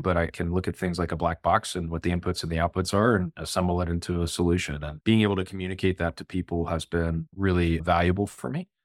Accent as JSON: {"language": "English", "town": "Plano", "region": "Texas", "country": "United States", "tie": "born or raised there", "also_born_or_lived": "Norwalk, Connecticut / St. Louis, Missouri", "lives_now": "Dallas, United States", "said": "I was born in Norwalk, Connecticut, lived there for first eight or so years of my life, lived a couple years in Saint Louis, and then moved to Plano, Texas, back when it was pretty tiny. and grew up in the public school system"}